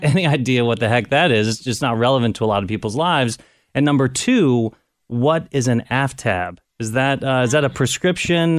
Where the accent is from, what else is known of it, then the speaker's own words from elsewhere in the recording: Cincinnati, Ohio, United States; moved away as an adult; also born or lived in Washington, D.C.; I wanted to come back to Cincinnati, wanted to come back to Ohio.